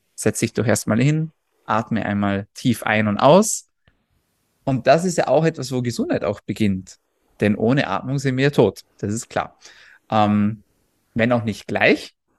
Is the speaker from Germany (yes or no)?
no; Austria; ich komme aus Österreich